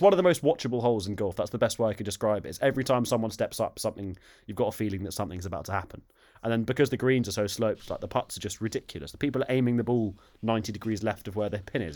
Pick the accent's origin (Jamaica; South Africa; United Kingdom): United Kingdom; as Brits